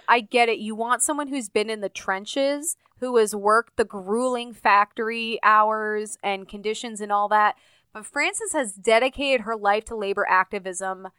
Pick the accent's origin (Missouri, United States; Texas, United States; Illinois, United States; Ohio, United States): Illinois, United States; Urbana-Champaign; the University of Illinois, which is where my dad used to work in my hometown